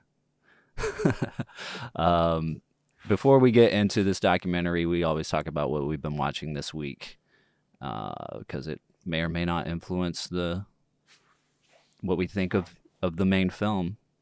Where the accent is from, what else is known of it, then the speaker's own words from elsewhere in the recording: Longview, Texas, United States; my hometown of Longview, Texas.